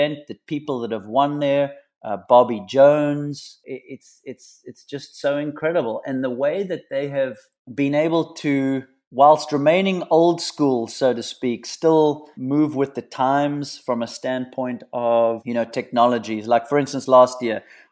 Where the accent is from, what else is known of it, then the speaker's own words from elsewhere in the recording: Western Cape, South Africa; moved away as an adult; now in United States; Growing up in the Cape, I was born and bred playing in that Southeaster